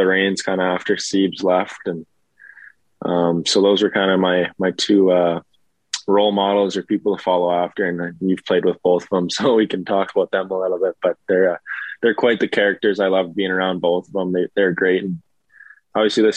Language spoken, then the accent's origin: English; Alberta, Canada; I'm from Alberta